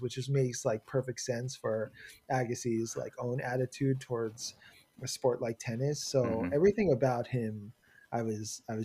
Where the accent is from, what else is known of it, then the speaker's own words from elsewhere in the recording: Long Island, New York, United States; moved away; also born or lived in Flushing, New York; I was raised in Flushing, but I mostly grew up in Long Island